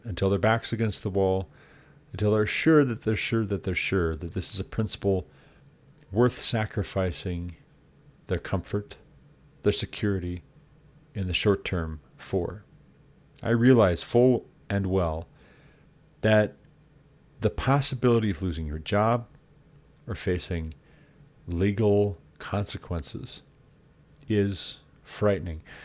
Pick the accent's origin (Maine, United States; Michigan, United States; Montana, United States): Montana, United States; the state of Montana, my home state.